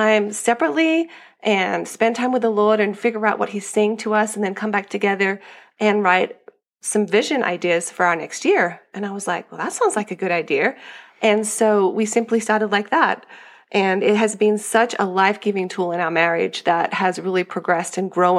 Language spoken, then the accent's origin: English; Australia; moved away as an adult; now in Colorado, United States; I am from Australia.